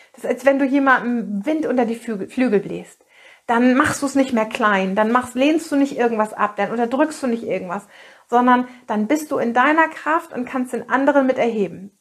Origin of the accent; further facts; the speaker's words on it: Northern Germany, Germany; hier bei uns in Norddeutschland